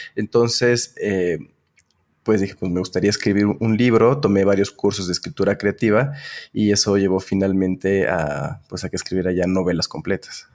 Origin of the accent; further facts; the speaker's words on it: Mexico City, Mexico; also born or lived in Delaware, United States / Puebla; nací en Delaware, en Estados Unidos, pero eh, vine a vivir a México como a los tres meses de nacer, entonces eh, pues realmente no, me siento gringo. Eh, crecí toda mi vida en, la Ciudad de México